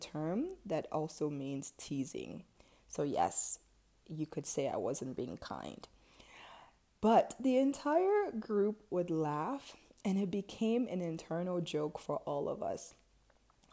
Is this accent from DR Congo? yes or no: yes; DR Congo; also born or lived in Ivory Coast / Cameroon; now in United States; I was born in Ivory Coast and I lived there for about 3 to 4 years. And then I moved to the Democratic Republic of Congo, where my entire family is from